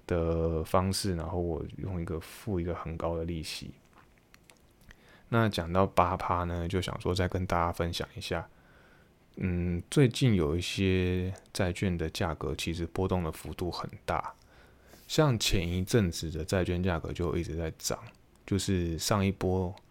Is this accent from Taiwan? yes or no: yes; Taiwan; 对于我们从台湾来的，就会觉得非常的不可思议